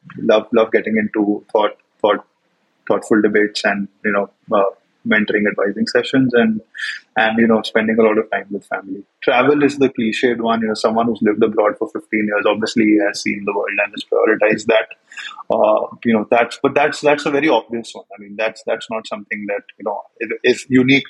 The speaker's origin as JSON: {"language": "English", "country": "India", "tie": "born or raised there", "also_born_or_lived": "United States", "moved": "as an adult", "said": "growing up in India"}